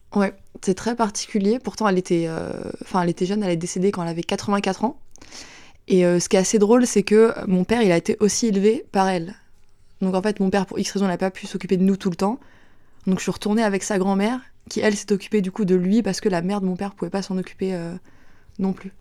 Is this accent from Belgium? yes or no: no; Saint-Étienne-du-Rouvray, Normandy, France; J'ai grandi à Saint-Étienne-du-Rouvray, donc euh, c'est une ville en Normandie près de, près de Rouen